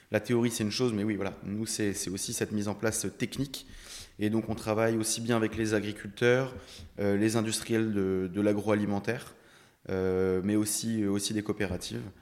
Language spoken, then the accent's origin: French; Brittany, France; moved away as an adult; now in Hauts-de-France, France; moi je suis un breton d'origine arrivé dans les Hauts-de-France il y a maintenant un peu plus de trois ans. donc issu d'une famille d'agriculteurs, d'éleveurs laitiers, donc en Bretagne sur le, Morbihan, en, bord de côte, des terres assez sableuses.